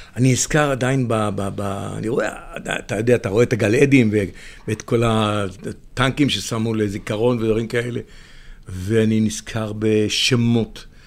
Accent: Israel; אני, אני קיבוצניק

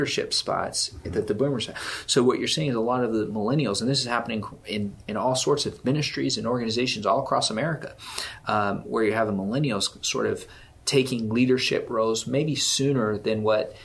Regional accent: Odessa, Texas, United States; moved away as an adult; also born or lived in San Antonio, Texas / Atlanta; I'm from Odessa, Texas

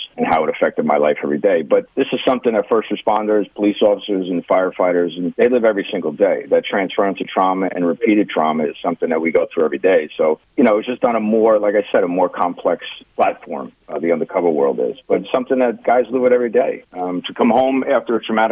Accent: New Jersey, United States; I'm a Jersey kid. I grew up in that life

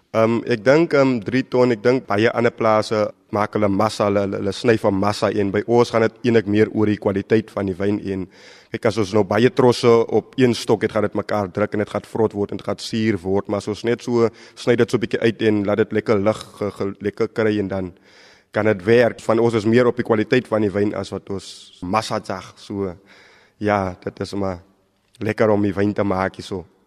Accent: South Africa; my as 'n Suid-Afrikaner

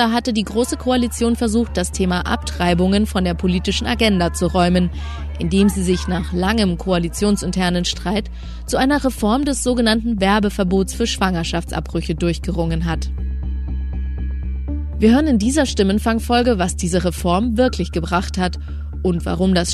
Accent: Netherlands; now in Germany; ich komme selber ursprünglich aus den Niederlanden, wo das halt schon ganz normal ist, schon ganz lange Zeit.

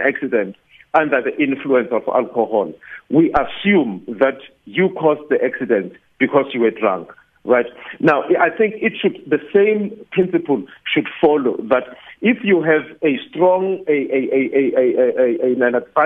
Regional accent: South Africa; as a South African, as someone who lives in a country where there is a rape culture

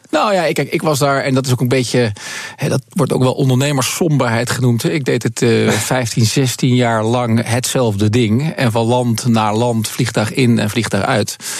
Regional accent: Netherlands; wij als Nederlander

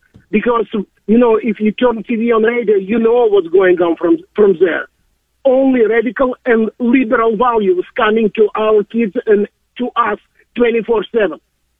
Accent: Russia; English is a second language; now in United States; and I arrived in the States in April 1990. And I'm a U.S. citizen since 1995. example of my home country, it's absolutely amazing.

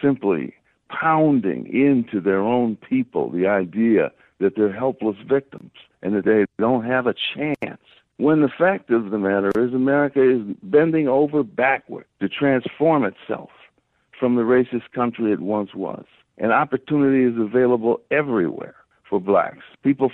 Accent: Harvey, Illinois, United States; I grew up in Harvey, Illinois, Phoenix, just off the south side

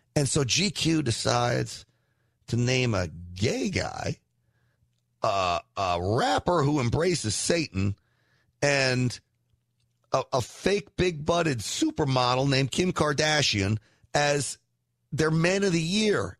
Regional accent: New York, United States; I grew up in New York

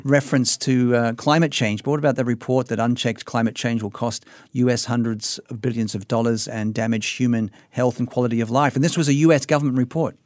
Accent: Sydney, New South Wales, Australia; moved away; I was in my hometown of Sydney

